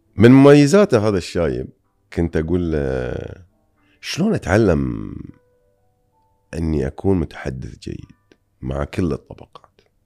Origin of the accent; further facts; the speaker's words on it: Bahrain; أنا جاي من البحرين أو من الخليج